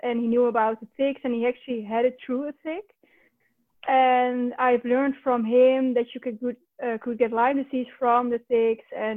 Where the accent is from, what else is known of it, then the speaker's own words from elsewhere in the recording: North Brabant, Netherlands; now in Utrecht, Netherlands; I grew up down in the Netherlands. The province is called Brabant